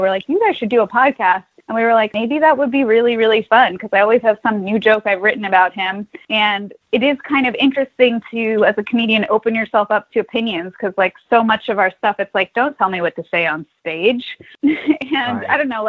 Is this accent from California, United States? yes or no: yes; Los Angeles, California, United States; also born or lived in New York; Well, I grew up in Los Angeles, so I was doing, like, commercials when I was a little kid